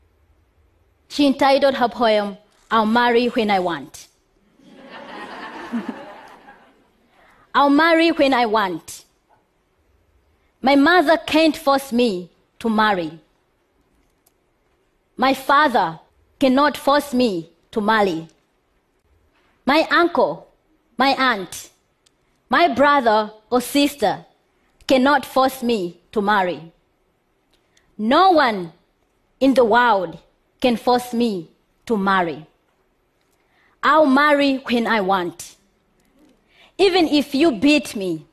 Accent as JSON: {"language": "English", "country": "Malawi", "tie": "born or raised there", "said": "I am from Malawi. Malawi is one of the poorest countries, very poor, where gender equality is questionable. Growing up in that country"}